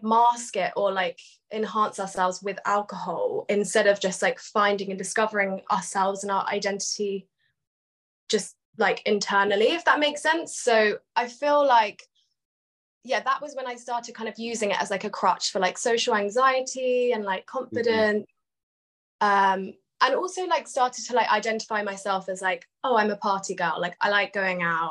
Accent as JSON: {"language": "English", "region": "London", "country": "United Kingdom", "said": "I'm from London"}